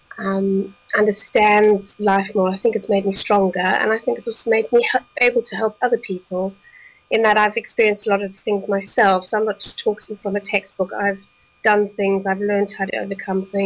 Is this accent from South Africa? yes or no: yes; South Africa; moved away as an adult; also born or lived in Belgium; now in United Kingdom; I grew up in South Africa